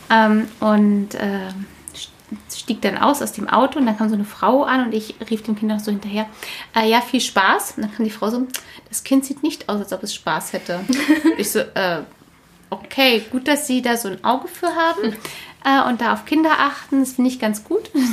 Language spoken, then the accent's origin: German; Berlin, Germany; Wir sind ja beide Berliner.